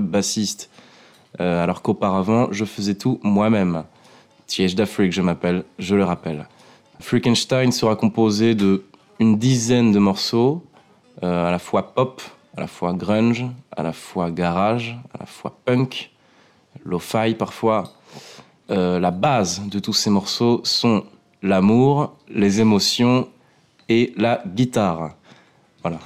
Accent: Bordeaux, Nouvelle-Aquitaine, France; je suis bordelais

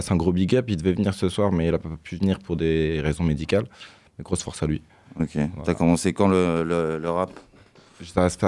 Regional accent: Nantes, Pays de la Loire, France; Nantes 44.

